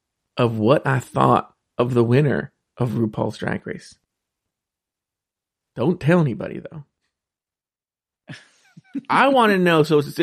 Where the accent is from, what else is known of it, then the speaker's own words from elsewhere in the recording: Southern California, United States; I'm from the South, Southern California.